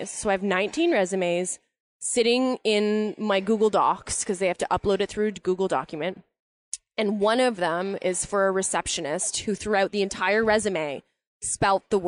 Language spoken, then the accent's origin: English; Canada; we're Canadian, right?